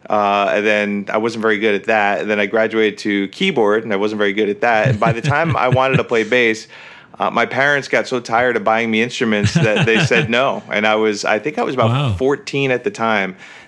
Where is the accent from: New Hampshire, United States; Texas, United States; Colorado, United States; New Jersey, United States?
New Jersey, United States; Yep, that's right, Northern New Jersey.